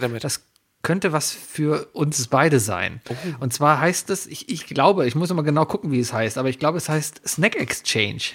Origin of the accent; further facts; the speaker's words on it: Germany; wir kommen aus Deutschland